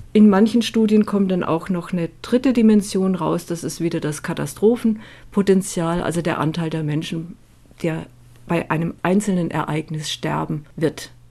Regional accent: Germany; bei uns in Deutschland

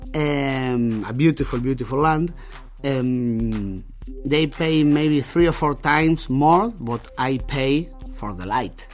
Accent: Argentina; now in Germany; I came from Latin America

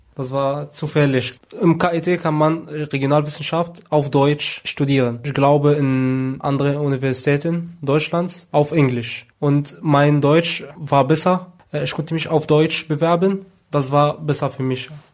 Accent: Egypt; moved away as an adult; now in Germany; in Ägypten, wo ich herkomme

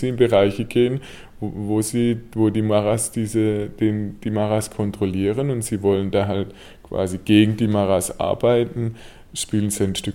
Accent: Germany; Weil also für uns als Deutsche es unmöglich ist, auch in unserem gesellschaftlichen Status und wie wir aussehen

